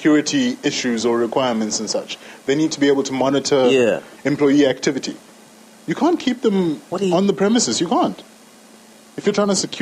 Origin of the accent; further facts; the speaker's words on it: Zambia; we're from Zambia. We're proud and patriotic.